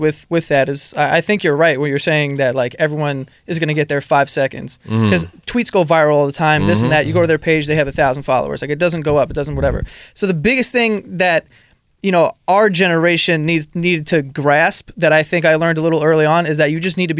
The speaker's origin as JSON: {"language": "English", "town": "New York City", "region": "New York", "country": "United States", "tie": "born or raised there", "said": "I grew up in Astoria. There's mad Greeks."}